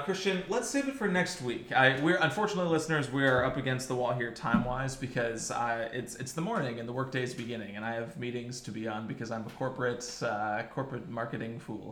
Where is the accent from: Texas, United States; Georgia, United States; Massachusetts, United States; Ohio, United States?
Ohio, United States; for all of us sheltered white kids watching it from the great state of Ohio